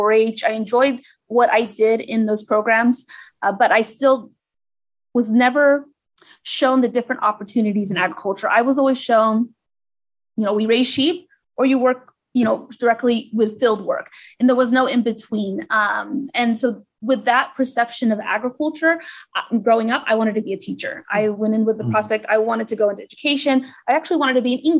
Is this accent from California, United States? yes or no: yes; El Centro, California, United States; I grew up here in Imperial County in El Centro